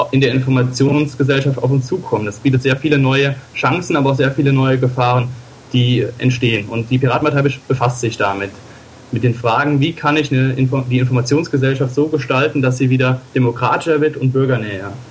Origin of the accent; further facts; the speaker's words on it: Rhineland-Palatinate, Germany; Also ich bin aus der Gegend von Koblenz